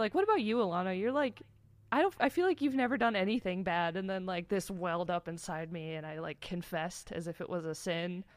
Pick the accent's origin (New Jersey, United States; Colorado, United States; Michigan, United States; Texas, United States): Michigan, United States; so I grew up in Michigan